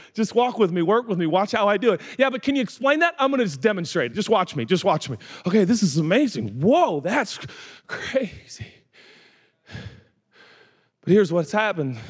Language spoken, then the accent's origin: English; United States; It's called being American, and I'm proud to be one.